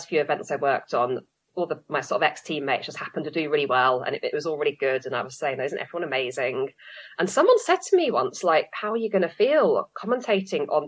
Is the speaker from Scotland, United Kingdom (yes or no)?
no; London, United Kingdom; moved away as an adult; also born or lived in Manchester; I am from London. I grew up in Southwest London originally, but then have trained in Manchester for most of my career. I'm now back in London